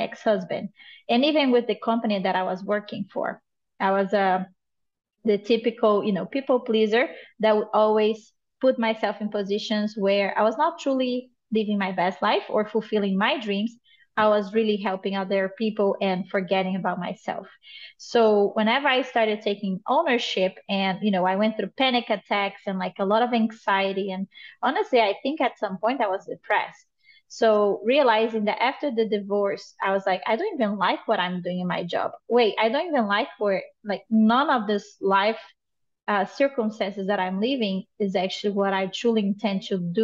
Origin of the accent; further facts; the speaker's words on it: Brazil; moved away as an adult; now in United States; I am originally from Brazil. I live in the United States for the past 10 years.